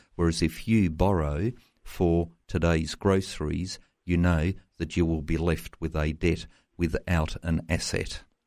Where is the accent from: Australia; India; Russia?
Australia; Tasmania; my home state of Tasmania